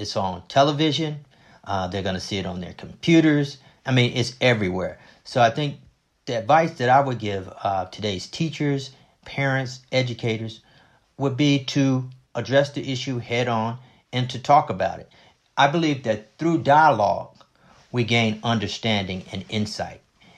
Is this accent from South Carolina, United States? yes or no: yes; Rock Hill, South Carolina, United States; And I also had some great teachers myself growing up in Rock Hill, South Carolina.